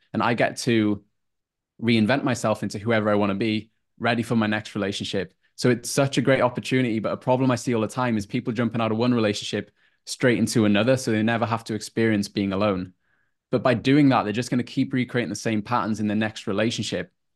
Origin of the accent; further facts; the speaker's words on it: North Wales, United Kingdom; moved away as an adult; now in Queensland, Australia; from a super small town in North Wales, around 3,000 people population, and was there for 23